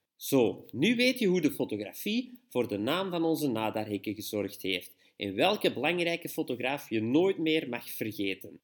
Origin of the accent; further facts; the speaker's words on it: Belgium; we als Belg